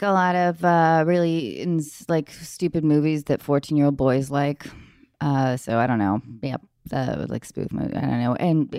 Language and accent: English; Edmonds, Washington, United States; I'm from Edmonds, Washington.